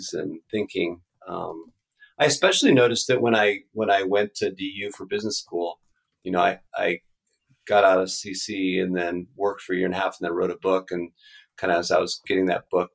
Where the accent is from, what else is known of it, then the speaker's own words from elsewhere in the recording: Midwest, United States; moved away as an adult; also born or lived in Colorado; I was from the Midwest